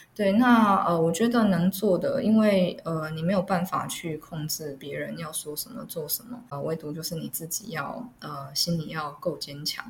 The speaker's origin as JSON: {"language": "Chinese", "town": "Erlin", "region": "Changhua County", "country": "Taiwan", "tie": "born or raised there", "also_born_or_lived": "Taipei", "moved": "as an adult", "said": "因为在二零嘛，所以我就是在二零国小，二零国中"}